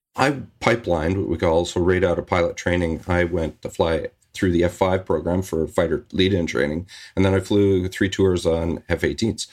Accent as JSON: {"language": "English", "town": "Victoria", "region": "British Columbia", "country": "Canada", "tie": "born or raised there", "lives_now": "Vancouver, Canada", "said": "I'm Canadian. I grew up in Victoria, British Columbia, not far from where I'm living right now, in Vancouver."}